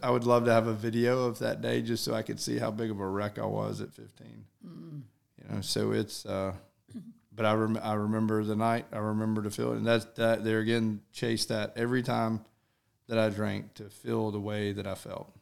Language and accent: English; Alpharetta, Georgia, United States; I'm pretty much born and raised in Alpharetta